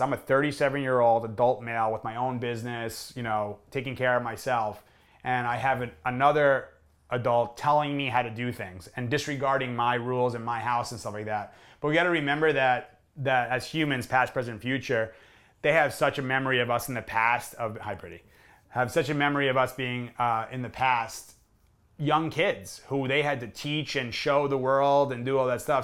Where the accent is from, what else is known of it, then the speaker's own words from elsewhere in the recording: New York area, United States; I grew up in New York area